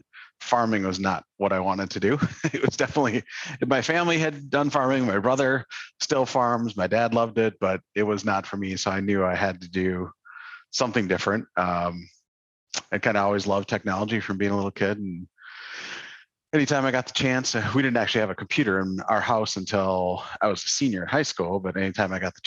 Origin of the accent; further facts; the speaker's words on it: Underwood, Minnesota, United States; moved away; I grew up in Western Minnesota in a tiny little town in the middle of nowhere called Underwood, which is a little farming town